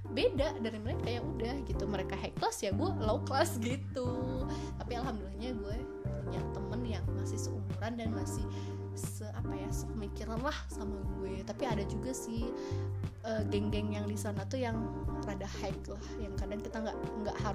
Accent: Padang, West Sumatra, Indonesia; gue orang Padang loh aslinya

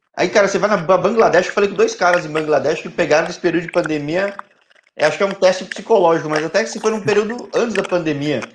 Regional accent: São Paulo, Brazil; Eu sou de São Paulo

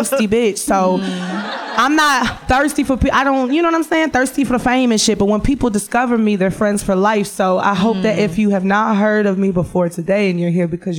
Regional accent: Detroit, Michigan, United States; I'm fat, I'm black, I'm from Detroit

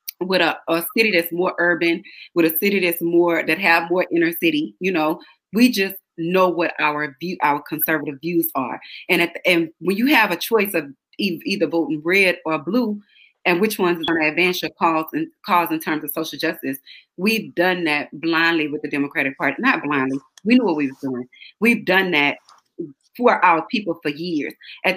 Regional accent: Beaumont, Texas, United States; I'm from Beaumont, Texas.

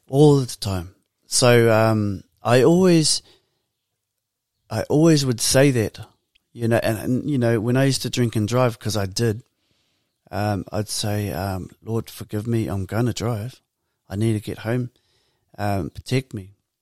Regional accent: Porirua, Wellington, New Zealand; growing up in Purirua for us, um, we were part of Birthright.

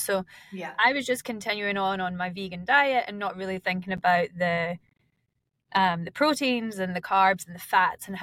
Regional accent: Scotland, United Kingdom; moved away as an adult; now in Queenstown, New Zealand; I am originally from Scotland, and I've been calling Queenstown home for about 5 years now

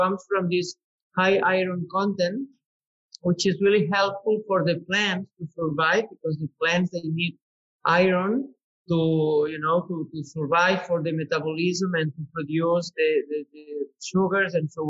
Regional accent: the Pyrenees, Spain; English is a second language; moved away as an adult; now in Priorat, Spain; So I was born in the Pyrenees. So okay. I'm coming from the really cold mountains, mountains in the Pyrenees. Uh-huh. Um, I was, I was, uh, I was born in a farm, and I was raising cows since I was a kid.

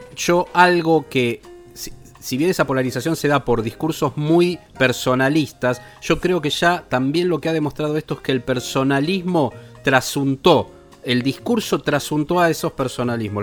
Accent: Argentina; nosotros como argentinos

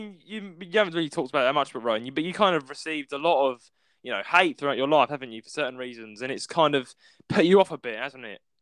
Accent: Dartford, South East England, United Kingdom; accent: southern; I'm from downtown Dartford, Kent area. So my accent's

